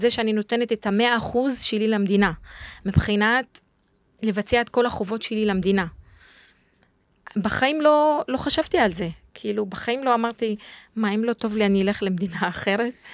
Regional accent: Jadeidi-Makr, Northern District, Israel; moved away; אני גדלתי בצפון, בכפר ג'דיידה, ליד עכו

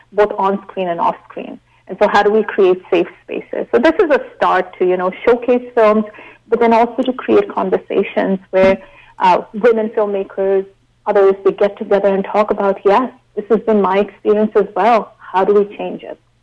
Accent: Shimla, Himachal Pradesh, India; now in Canada; growing up in India

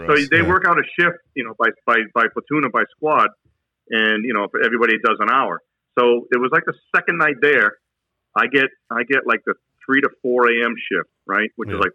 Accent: New Hampshire, United States; I'm like, I'm from New Hampshire, drill sergeant. What do you do up in New Hampshire? I said, I'm a college student, drill sergeant.

